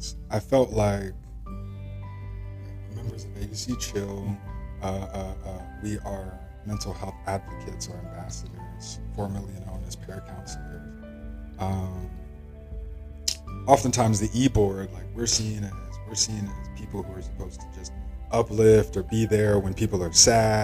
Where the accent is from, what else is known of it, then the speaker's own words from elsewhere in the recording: College Park, Georgia, United States; I am a junior finance major from College Park, Atlanta, Georgia